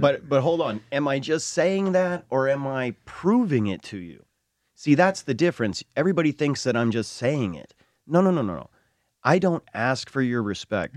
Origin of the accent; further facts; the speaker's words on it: New Mexico, United States; we are from New Mexico, one of the only states to allow Native American indigenous religious practice